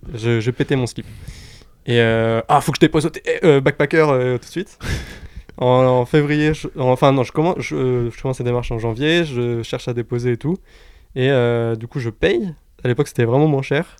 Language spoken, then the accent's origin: French; Orléans, Centre-Val de Loire, France; je viens d'Orléans